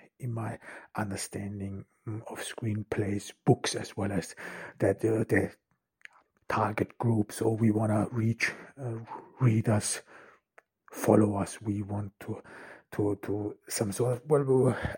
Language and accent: English; Ordu, Turkey; I'm here in Turkey, in Ordu, in my hometown